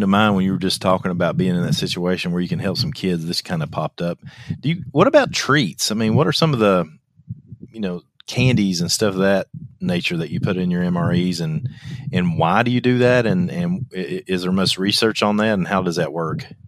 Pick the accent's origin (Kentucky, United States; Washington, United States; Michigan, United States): Kentucky, United States; I'm from Kentucky